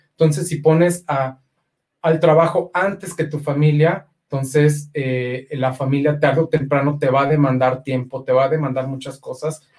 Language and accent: Spanish; Aguascalientes, Mexico; soy nacido en Aguascalientes.